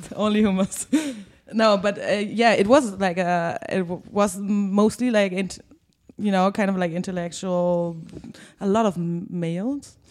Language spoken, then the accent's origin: English; Germany; when I was young because I grew up in Germany